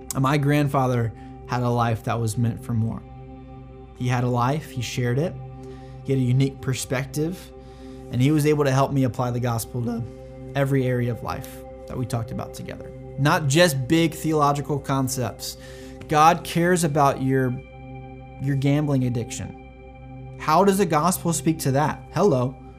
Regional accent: North Carolina, United States; now in San Antonio, United States; I'm from North Carolina originally, and uh, I was homeschooled until high school

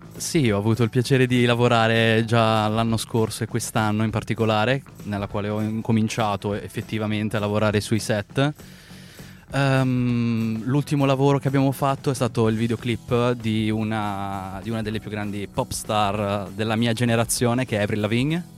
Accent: Milan, Lombardy, Italy; moved away as an adult; now in Los Angeles, United States; io sono nato e cresciuto a Milano, quindi mm-hmm. sono milanese doc

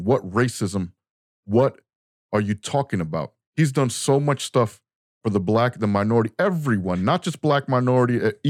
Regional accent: United States; As American patriots

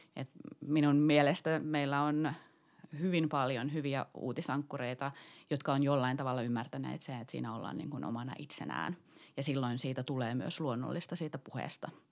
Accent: Kittilä, Lapland, Finland; olen siis kotoisin Kittilästä ja pieneltä paikkakunnalta

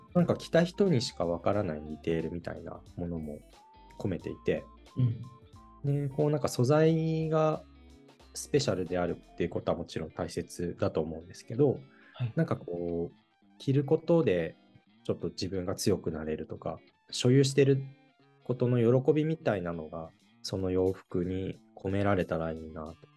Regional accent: Niigata, Japan; 生まれ育った新潟の原風景

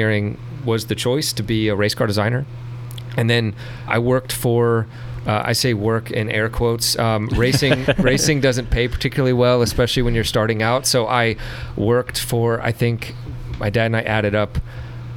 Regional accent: Richmond, Virginia, United States; I'm from the Richmond area. I went to Godwin High School

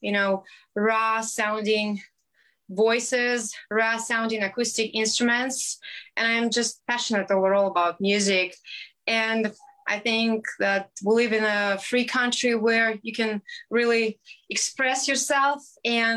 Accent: Belarus; English is a second language; moved away as an adult; now in San Diego, United States; I'm from a small country in the center of Europe called Belarus

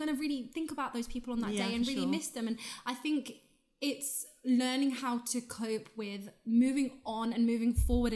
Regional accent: Ireland; I grew up in Ireland

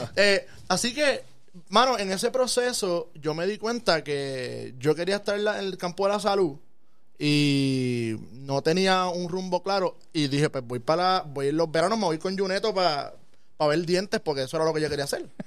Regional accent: Aibonito, Puerto Rico; Este, estudié en la escuela Segunda Unidad José Sobalbosa, ahí bonito, en Asomante

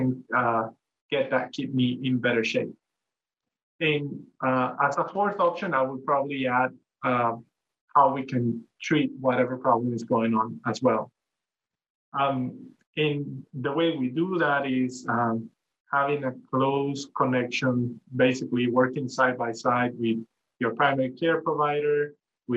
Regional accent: El Salvador; moved away as an adult; also born or lived in New York State, United States; now in Hawaii, United States; I'm originally from El Salvador in Central America

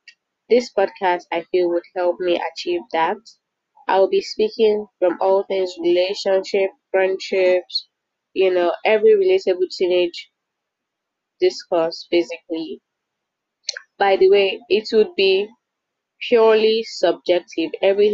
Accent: Nigeria; I'm Nigerian. I'm just a Nigerian girl

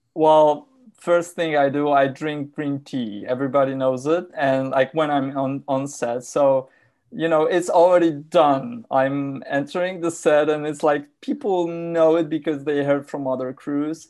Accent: Warsaw, Masovian Voivodeship, Poland; also born or lived in Poznań; I grew up in, uh, in Warsaw. I grew, I was born in Poznań, which is a city closer to Germany.

